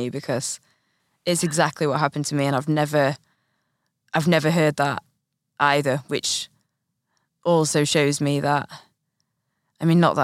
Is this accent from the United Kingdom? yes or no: yes; the north of England, United Kingdom; I'm Northern English